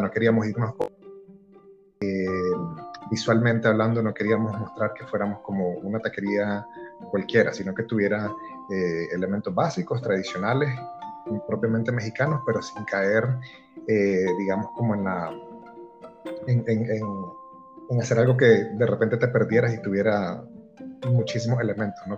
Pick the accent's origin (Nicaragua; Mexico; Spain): Nicaragua; accent: nicaragüense; now in El Salvador; yo sí siento que hablo como, como full nicaragüense